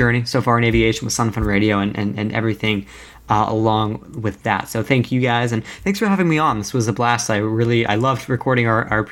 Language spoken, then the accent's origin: English; Orlando, Florida, United States; growing up in Orlando